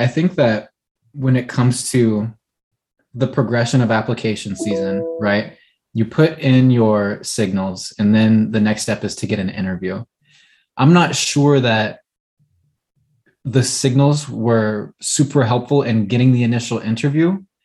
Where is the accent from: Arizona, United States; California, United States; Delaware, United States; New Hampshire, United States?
California, United States; moved away as an adult; also born or lived in Midwest; I knew I wanted to be back here in my home state